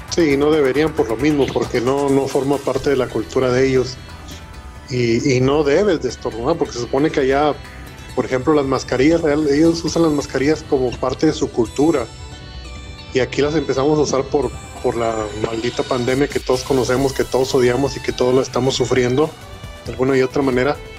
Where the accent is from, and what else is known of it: Mexico